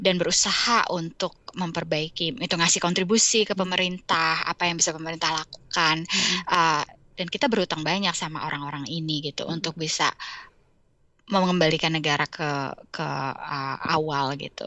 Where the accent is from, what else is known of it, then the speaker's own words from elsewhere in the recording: Indonesia; moved away as an adult; now in United States; waktu kita besar di Indonesia